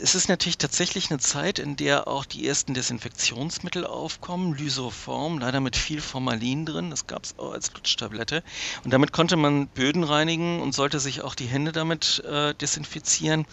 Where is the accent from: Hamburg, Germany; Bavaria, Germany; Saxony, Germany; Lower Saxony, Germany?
Hamburg, Germany; meine Heimatstadt Hamburg